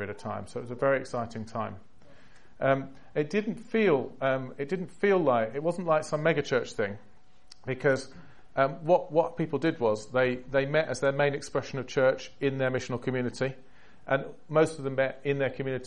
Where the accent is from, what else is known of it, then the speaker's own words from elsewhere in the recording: England, United Kingdom; accent: English; moved away as an adult; now in United States; being a Brit there, because as soon as you have an English accent